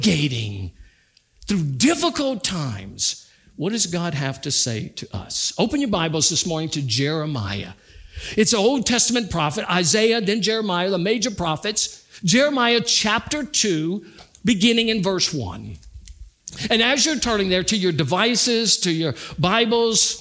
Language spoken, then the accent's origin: English; United States; having been born in America